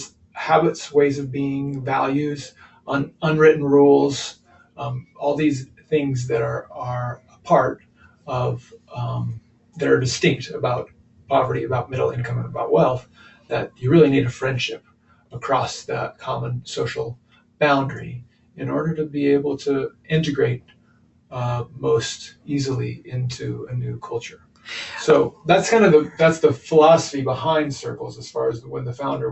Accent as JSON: {"language": "English", "region": "Kansas", "country": "United States", "also_born_or_lived": "Chicago area", "moved": "as an adult", "lives_now": "Marion, United States", "said": "We're originally from Kansas"}